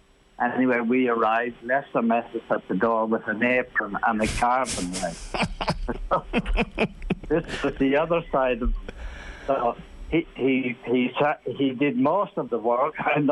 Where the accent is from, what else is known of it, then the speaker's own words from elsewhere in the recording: Ireland; I'm an Irish jockey.